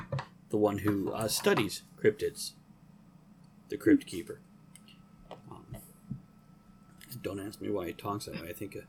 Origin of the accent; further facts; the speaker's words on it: South Florida, United States; I grew up in South Florida, where we have multiple cryptids.